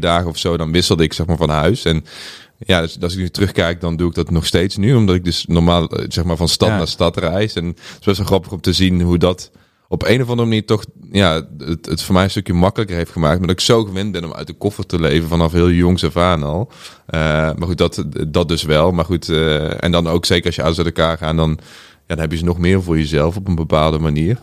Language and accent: Dutch; Boxtel, North Brabant, Netherlands; moved away as an adult; also born or lived in Curaçao; now in Amsterdam, Netherlands; Ik ben opgegroeid in Bokstel in het zuiden van Nederland. Vlakbij Den Bosch